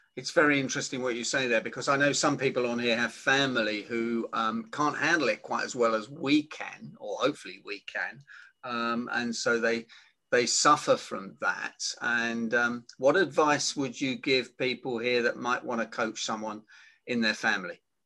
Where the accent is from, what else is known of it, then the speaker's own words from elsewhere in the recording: United Kingdom; I'm British